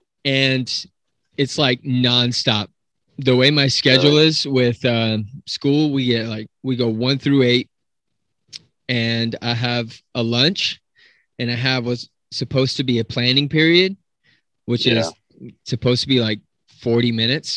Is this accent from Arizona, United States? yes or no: no; Salt Lake City, Utah, United States; moved away; growing up in Utah, in Salt Lake City